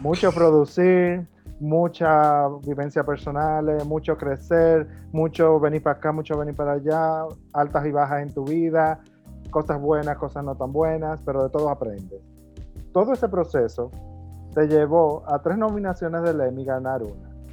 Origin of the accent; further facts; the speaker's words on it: Mao, Valverde, Dominican Republic; soy de Mao, de un pueblo muy pequeño